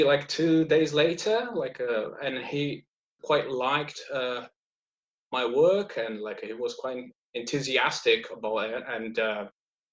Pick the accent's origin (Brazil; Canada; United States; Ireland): Brazil; moved away as an adult; now in Leeds, United Kingdom; I'm based in Leeds, but I'm originally from South, like deep South. Like my family is from Germany, but I was born in Brazil